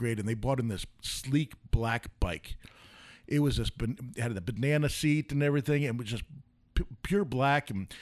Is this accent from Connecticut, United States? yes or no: no; New York, United States; moved away; I grew up in New York, and we had a camp